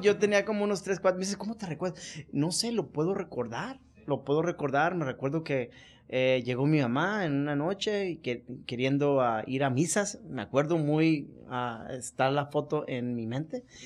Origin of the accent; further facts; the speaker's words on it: Culiacán, Sinaloa, Mexico; moved away; also born or lived in East Los Angeles, California, United States; soy nacido en el este de Los Ángeles, eh, pero soy criado en Culiacán, Sinaloa